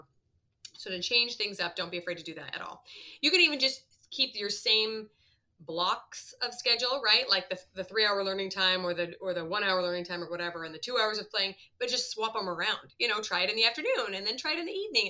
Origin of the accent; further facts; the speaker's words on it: Midwest, United States; I grew up in the Midwest